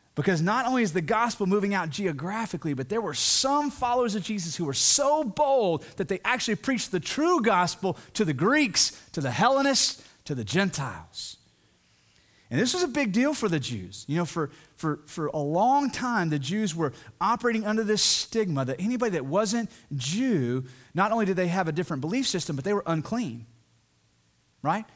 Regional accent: the South, United States; I'm from the South, I'm from this area, and even here in the Bible Belt

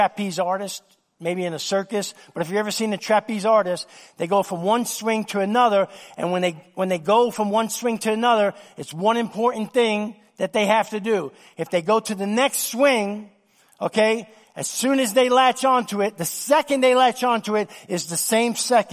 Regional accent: New York City, New York, United States; Since I was a little boy growing up in New York City

